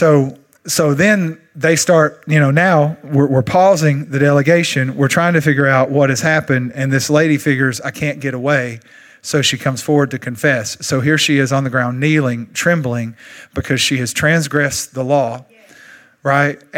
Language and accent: English; Longview, Texas, United States; accent: East Texan; I'm from Longview, and we don't really even speak English here. It's more a thing that we do called Texan, East Texan